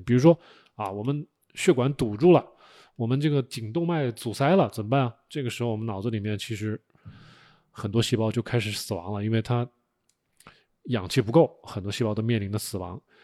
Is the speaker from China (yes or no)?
yes; China; 我们作为中国人 吃惯了五谷杂粮